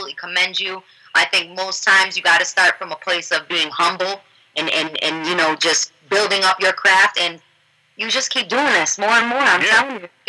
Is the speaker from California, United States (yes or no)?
no; New York, United States; moved away as an adult; now in Atlanta, United States; I'm a New Yorker